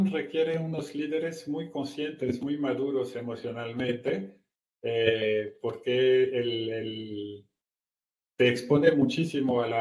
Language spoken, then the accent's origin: Spanish; Brazil; moved away as an adult; now in Mexico; soy franco brasileño, llevo 20 años viviendo aquí en México, ya soy más mexicano que el Chile